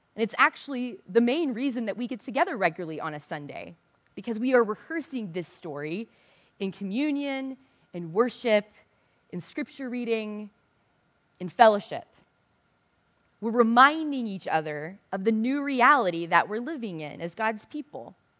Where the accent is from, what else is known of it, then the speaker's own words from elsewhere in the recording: the South, United States; I'm from the South